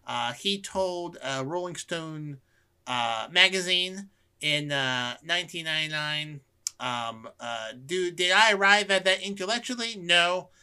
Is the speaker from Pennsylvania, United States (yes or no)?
yes; Philadelphia, Pennsylvania, United States; Now, I am from the Philadelphia area